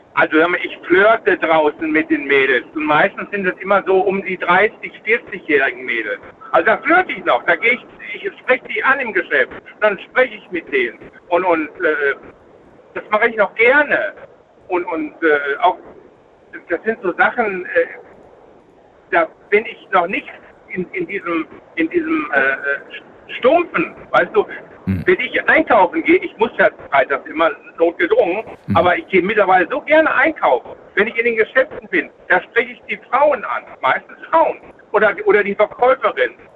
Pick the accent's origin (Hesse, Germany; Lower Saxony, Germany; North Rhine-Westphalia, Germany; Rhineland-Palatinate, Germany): North Rhine-Westphalia, Germany; bei uns in NRW